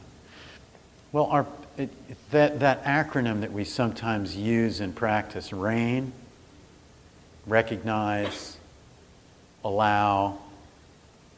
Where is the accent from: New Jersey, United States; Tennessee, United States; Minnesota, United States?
New Jersey, United States; I'm from New Jersey